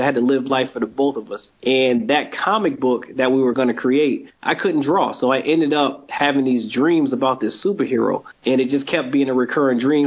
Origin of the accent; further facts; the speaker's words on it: Springfield, Massachusetts, United States; I grew up in Springfield, Massachusetts, born and raised here.